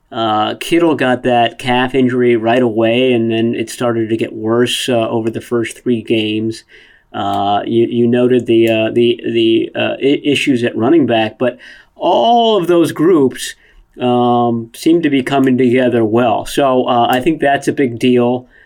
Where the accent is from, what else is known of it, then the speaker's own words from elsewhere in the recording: Washington, District of Columbia, United States; I grew up in the Washington D.C. area